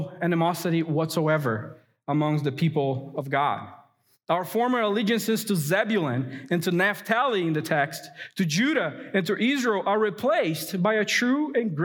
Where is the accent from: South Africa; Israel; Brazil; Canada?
Brazil; now in United States; My earthly heritage may be Brazilian.